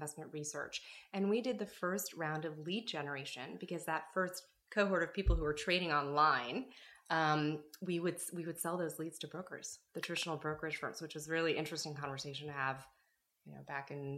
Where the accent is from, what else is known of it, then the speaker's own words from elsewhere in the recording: Washington, District of Columbia, United States; moved away as an adult; also born or lived in Ithaca, New York / Chicago; now in Los Angeles, United States; I was born and raised in Washington, D.C.